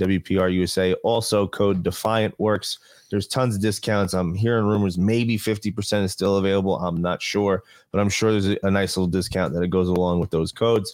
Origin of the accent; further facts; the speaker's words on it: New Jersey, United States; now in Las Vegas, United States; I come from New Jersey area where service is everywhere